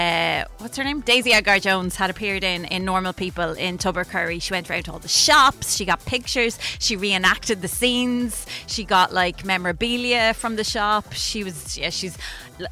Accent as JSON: {"language": "English", "town": "Wexford", "region": "Leinster", "country": "Ireland", "said": "I'm from Wexford."}